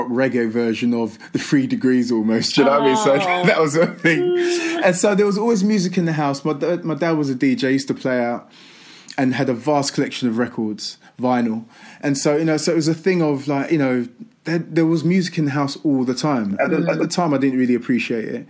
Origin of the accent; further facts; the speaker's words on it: London, United Kingdom; I'm an East End boy growing up in East London. Do you know, I'm an estate, you know what I mean, in Manor Park.